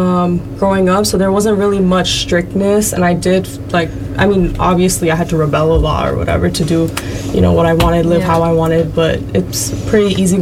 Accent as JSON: {"language": "English", "town": "New York City", "region": "New York", "country": "United States", "tie": "born or raised there", "also_born_or_lived": "Woodside, Queens", "said": "me and my sister, we grew up in New York City, mostly like Manhattan, which doesn't have many Bengalis there."}